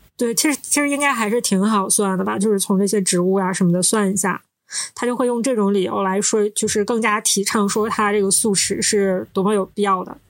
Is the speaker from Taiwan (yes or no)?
no; Northeast China, China; 我们是三个来自东北的ladies